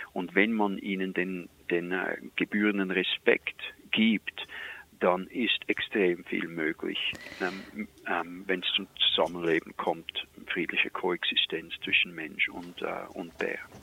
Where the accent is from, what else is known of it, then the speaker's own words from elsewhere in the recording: Switzerland; accent: Swiss; moved away as an adult; now in Canada; ich bin in der Schweiz geboren, ich bin gelernter Koch und kam dann hier rüber